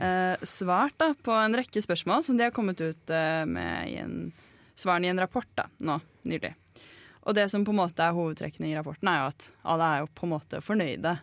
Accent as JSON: {"language": "Norwegian", "town": "Bærum", "region": "Akershus", "country": "Norway", "moved": "yes", "said": "Kommer fra, kommer fra Lommedalen. Det er en liten dal langt inni kommunen Bærum"}